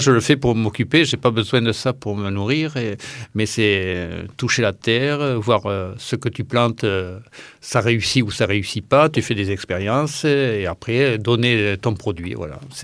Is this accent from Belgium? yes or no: no; Ramonville-Saint-Agne, Occitania, France; je suis né à Ramonville